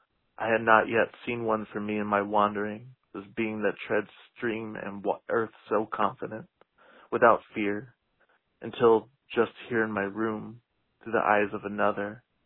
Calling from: Boston, Massachusetts, United States; I'm calling from Boston, Massachusetts

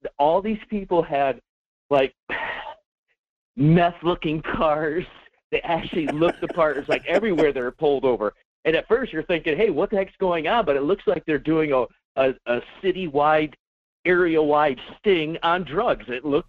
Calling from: Fairbanks, Alaska, United States; Hello, this is … in Fairbanks.

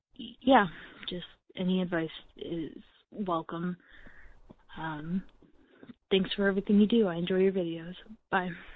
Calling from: Tennessee, United States; I'm calling in from Tennessee

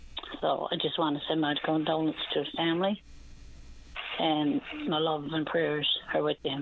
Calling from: Clarenville, Newfoundland and Labrador, Canada; also born or lived in Port aux Basques; I'm calling from Clarenville area.

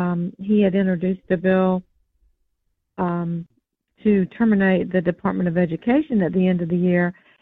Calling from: South Carolina, United States; I'm calling from South Carolina.

